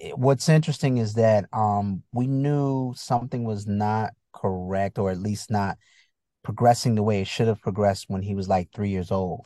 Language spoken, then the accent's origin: English; Bridgeport, Connecticut, United States; also born or lived in Chicago, Illinois / Virginia; I grew up in Connecticut